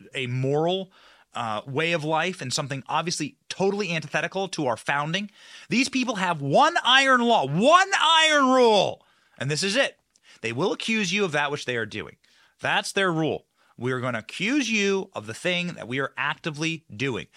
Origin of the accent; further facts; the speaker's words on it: Florida, United States; my home state of Florida